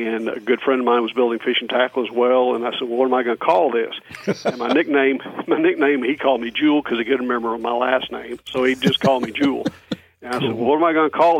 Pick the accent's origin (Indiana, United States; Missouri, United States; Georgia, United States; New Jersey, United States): Missouri, United States; West Plains; born or raised there; also born or lived in Grants Pass, Oregon / Crescent City, California